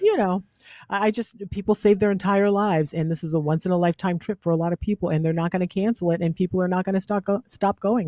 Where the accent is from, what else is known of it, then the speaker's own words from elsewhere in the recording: the South, United States; I'm from the South, so we have all these superstitions